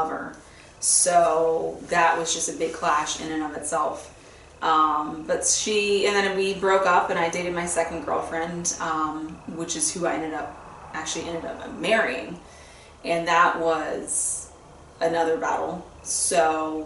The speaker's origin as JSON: {"language": "English", "town": "Fort Lauderdale", "region": "Florida", "country": "United States", "tie": "born or raised there", "said": "I grew up in South Florida, Fort Lauderdale area"}